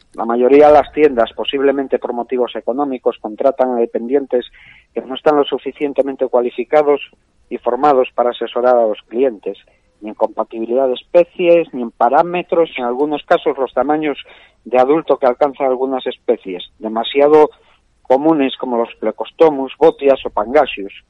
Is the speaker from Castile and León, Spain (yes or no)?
no; Asturias, Spain; soy un asturiano de 46 años